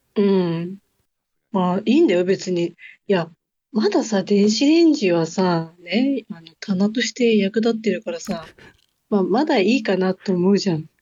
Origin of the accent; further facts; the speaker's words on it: Hokkaido, Japan; moved away as an adult; ほぼほぼ三十年、四十年ぐらい、ずっと北海道で住んでたじゃん